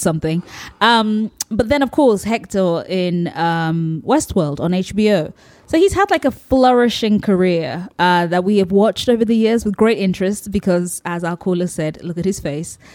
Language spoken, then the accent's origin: English; Nigeria; as a Nigerian